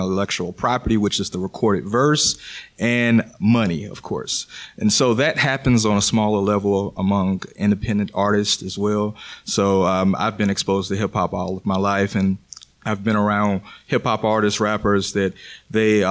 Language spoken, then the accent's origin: English; Pensacola, Florida, United States; I'm from the Panhandle of Pensacola.